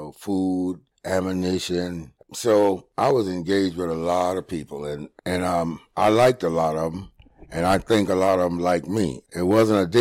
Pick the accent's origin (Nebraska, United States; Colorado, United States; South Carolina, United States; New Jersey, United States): South Carolina, United States; Beaufort; I was from Beaufort, South Carolina